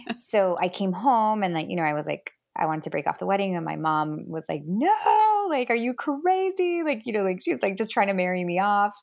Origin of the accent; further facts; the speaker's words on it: Miami, Florida, United States; also born or lived in New Jersey / Los Angeles; we moved to Miami when I was about seven.